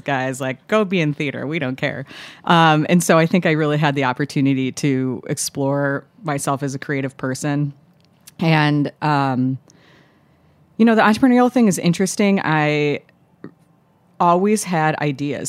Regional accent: Chicago, Illinois, United States; now in New York, United States; I grew up in the suburbs of Chicago

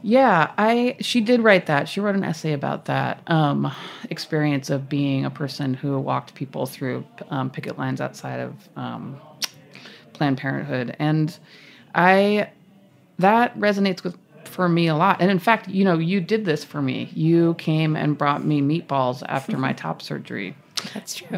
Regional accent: Massachusetts, United States; I'm from Massachusetts

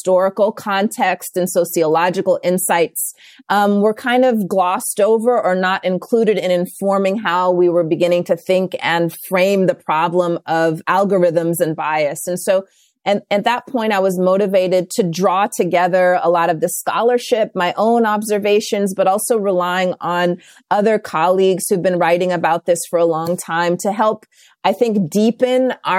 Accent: India; born there; also born or lived in Los Angeles / South Carolina / Southern Africa; And so I was born in India, moved to Los Angeles, South Carolina, and then went to boarding school for a couple of years in Southern Africa.

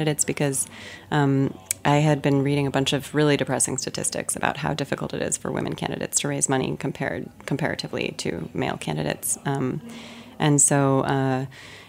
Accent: Chicago, Illinois, United States; as a Chicagoan, you know, at heart, lifelong Chicagoan

